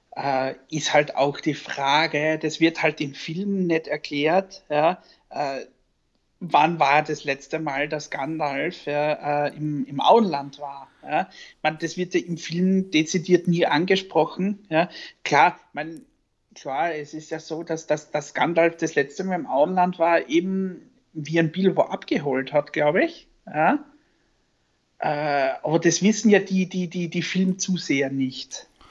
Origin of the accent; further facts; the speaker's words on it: Styria, Austria; bei uns in der Steiermark